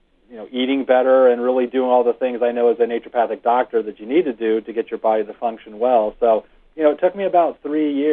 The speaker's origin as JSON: {"language": "English", "town": "Rancho Cucamonga", "region": "California", "country": "United States", "tie": "born or raised there", "said": "I grew up in Rancho Cucamonga, which is not far from Irvine"}